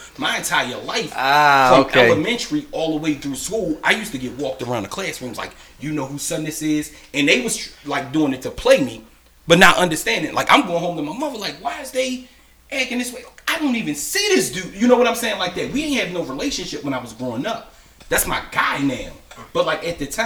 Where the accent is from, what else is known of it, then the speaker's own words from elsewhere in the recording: Annapolis, Maryland, United States; I'm from Robinwood